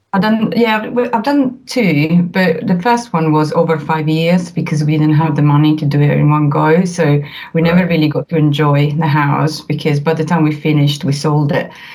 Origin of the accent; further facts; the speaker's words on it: Italy; accent: Italian; English is a second language; now in United Kingdom; as you can tell from my accent, I'm Italian